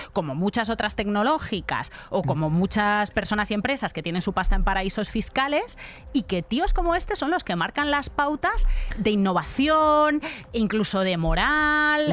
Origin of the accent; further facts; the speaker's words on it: Almería, Andalusia, Spain; yo soy andaluza por elección, o sea, yo eh, soy andaluza porque, porque, quiero, porque me gusta, porque he pasado mi infancia, la infancia más feliz que se puede pasar en Almería.